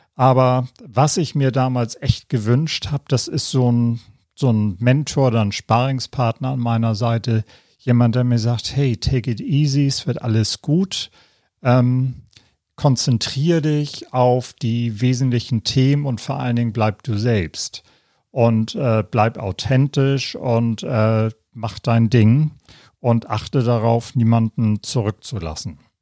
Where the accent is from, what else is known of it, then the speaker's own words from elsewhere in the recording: Hamburg, Germany; moved away as an adult; also born or lived in London / Nuremberg; Nachdem ich die Schule und die Ausbildung in meiner Heimatstadt Hamburg